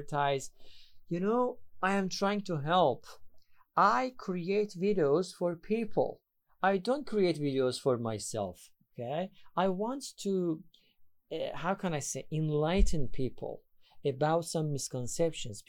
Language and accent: English; Iran; English is a second language; I am from Iran. I'm an English teacher